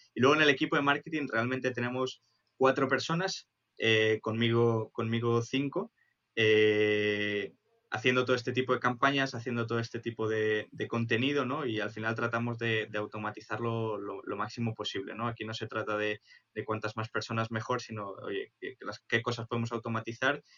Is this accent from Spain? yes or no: yes; Spain; siendo españoles